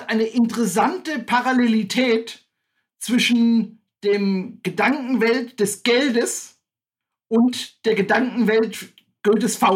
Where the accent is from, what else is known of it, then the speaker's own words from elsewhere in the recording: Staufen, Baden-Württemberg, Germany; ich komme aus Staufen. Für alle, die nicht genau wissen, wo das liegt, das ist äh, Südbaden, das ist im Breisgau, das liegt äh, 20 Kilometer südlich von Freiburg.